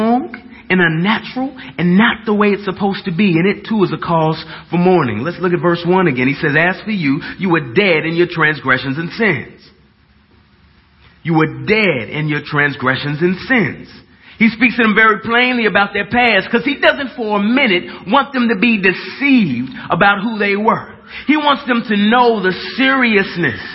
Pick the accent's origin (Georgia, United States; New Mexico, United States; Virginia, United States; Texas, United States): Texas, United States; Dallas; I'm from Dallas. And I just talk kind of weird